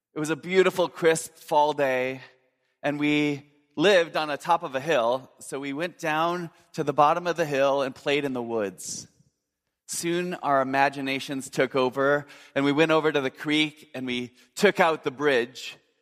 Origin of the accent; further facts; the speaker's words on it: Minnesota, United States; I grew up in Minnesota